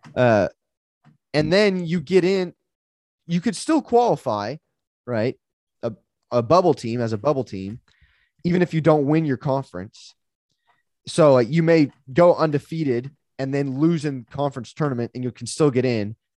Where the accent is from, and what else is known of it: United States